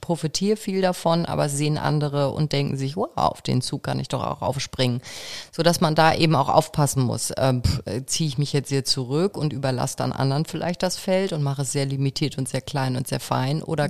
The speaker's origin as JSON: {"language": "German", "town": "Kiel", "region": "Schleswig-Holstein", "country": "Germany", "tie": "born or raised there", "moved": "yes", "said": "Ich bin eben doch Kind des Nordens, stelle ich immer wieder fest. Ja. Ich bin ja gebürtige Kielerin"}